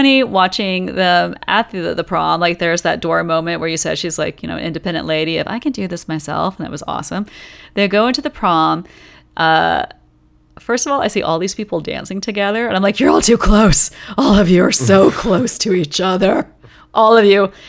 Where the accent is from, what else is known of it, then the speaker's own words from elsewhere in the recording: the Bible Belt South, United States; growing up in the Bible Belt South